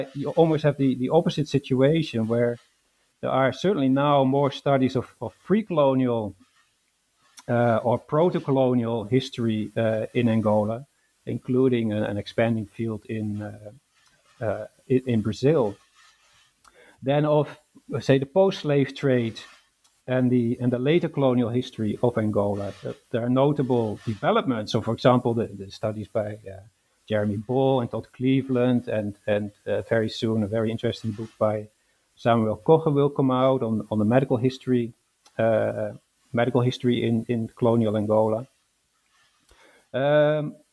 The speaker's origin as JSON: {"language": "English", "country": "Netherlands", "tie": "born or raised there", "also_born_or_lived": "London, United Kingdom", "moved": "as an adult", "lives_now": "Glasgow, United Kingdom"}